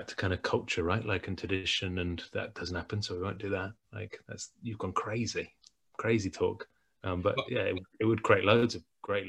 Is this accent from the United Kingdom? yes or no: yes; England, United Kingdom; But you and I'm English, you're Scottish, we play a game.